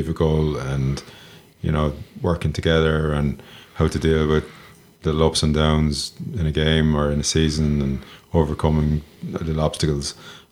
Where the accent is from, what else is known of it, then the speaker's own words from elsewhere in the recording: Galway, Connacht, Ireland; moved away; I come from Galway, and I went to St. Gerardus College in Tuam